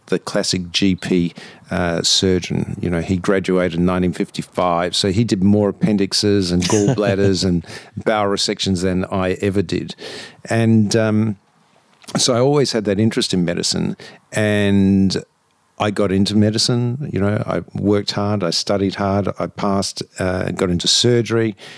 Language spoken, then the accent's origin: English; Adelaide, South Australia, Australia; I'm originally from Adelaide. That's where I was born, where my family are, and where I went to school and university there.